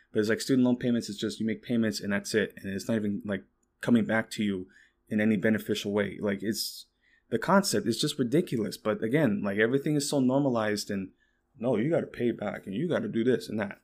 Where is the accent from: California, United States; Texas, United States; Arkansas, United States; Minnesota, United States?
Texas, United States; me being a Texan